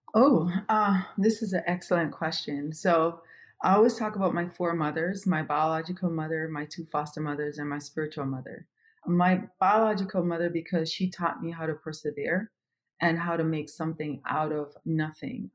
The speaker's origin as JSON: {"language": "English", "town": "Kingston", "country": "Jamaica", "tie": "born or raised there", "also_born_or_lived": "Europe", "moved": "as an adult", "lives_now": "United States", "said": "I am originally from Kingston, Jamaica"}